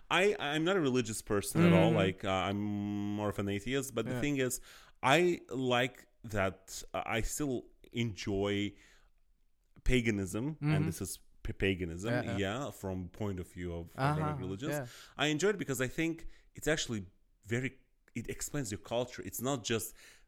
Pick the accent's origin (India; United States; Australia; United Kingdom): India; oh my God, yes, I'm Indian, I have this God.